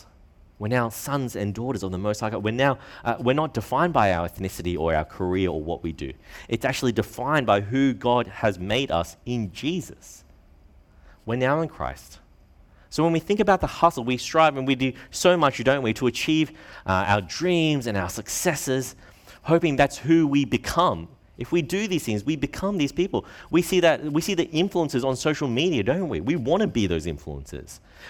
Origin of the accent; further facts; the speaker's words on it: Australia; born there; I'm Australian-born Chinese, that's how I identify myself.